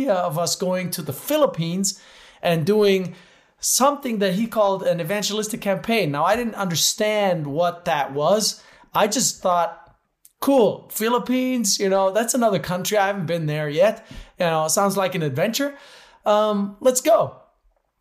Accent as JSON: {"language": "English", "country": "Switzerland", "tie": "born or raised there", "said": "I grew up in Switzerland, but to an American mom"}